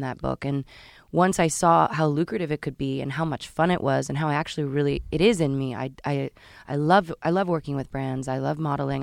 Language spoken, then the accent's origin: English; Marin County, Northern California, United States; also born or lived in Washington, D.C.; I was born in Washington, D C, but I grew up in Northern California